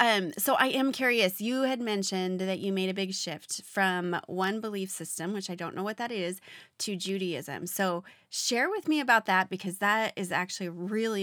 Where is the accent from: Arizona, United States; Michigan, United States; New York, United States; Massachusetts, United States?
Arizona, United States; Phoenix; But growing up in Phoenix, and my husband being from the Pacific Northwest, I was so curious what seasons were.